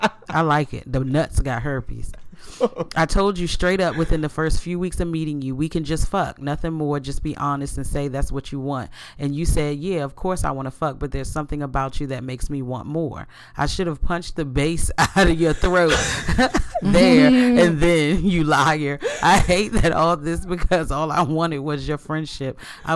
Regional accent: London, United Kingdom; I'm a black girl that was born and raised in South London, UK.

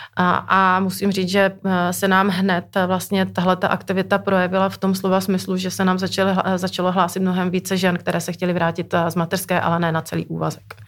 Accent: Moravia, Czechia; moved away; pocházím z Moravy

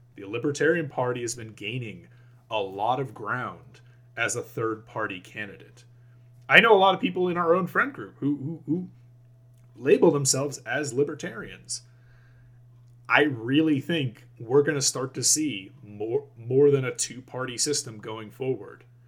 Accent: United States

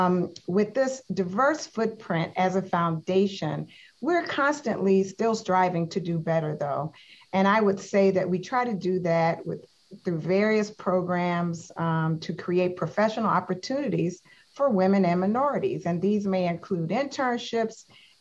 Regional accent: the South, United States; I'm from the South.

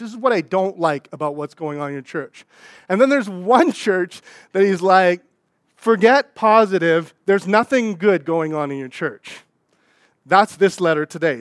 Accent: Saskatchewan, Canada; moved away; I'm from Saskatchewan

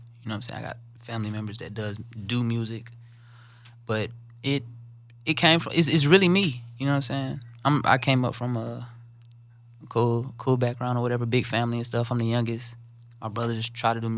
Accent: the South, United States; I'm from the South

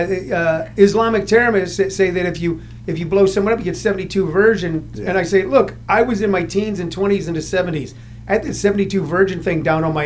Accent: St. Louis, Missouri, United States; moved away as an adult; also born or lived in Half Springs, Missouri / Hollywood / San Fernando Valley; we moved from St. Louis, from the inner city of North St. Louis

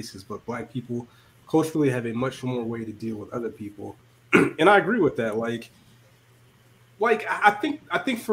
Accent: Georgia, United States; growing up in Georgia

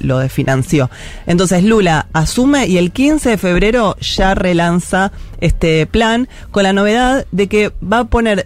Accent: Buenos Aires, Argentina; yo soy de Parque Patricia, yo vi todo el distrito tecnológico transformarse

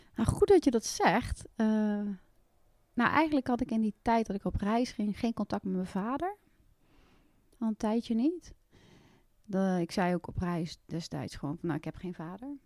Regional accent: Westervoort, Gelderland, Netherlands; ik kom oorspronkelijk uit Westervoort en ik kom uit een gezin met twee andere kinderen nog

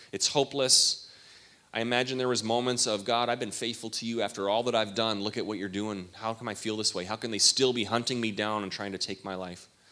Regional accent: Canada; all my days growing up in Canada

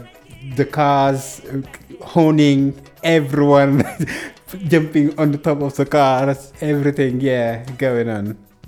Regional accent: Senegal; I come from Senegal.

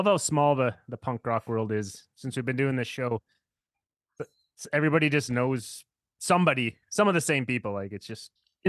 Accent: Canada; we're Canadian

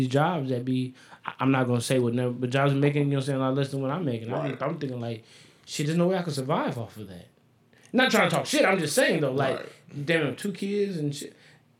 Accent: Las Vegas, Nevada, United States; growing up here, you ain't hear that kind of nothing.

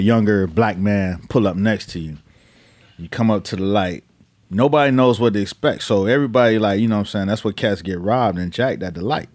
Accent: Miami, Florida, United States; I'm from Miami in the crack era

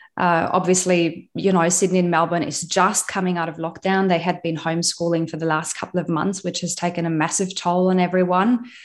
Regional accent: West Germany, Germany; moved away as an adult; now in Australia; I was born in East Germany

